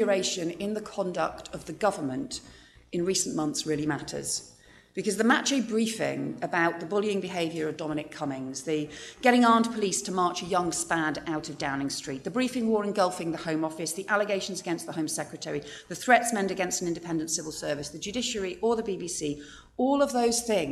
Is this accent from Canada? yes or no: no; United Kingdom; we're British